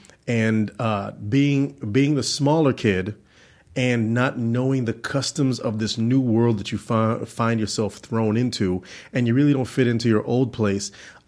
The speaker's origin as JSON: {"language": "English", "town": "Orlando", "region": "Florida", "country": "United States", "tie": "born or raised there", "also_born_or_lived": "Georgia", "said": "I was born in Georgia, but I'm really from Orlando, Florida."}